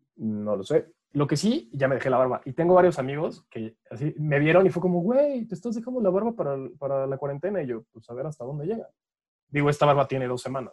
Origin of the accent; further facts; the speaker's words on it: Mexico; Es algo que tenemos los mexicanos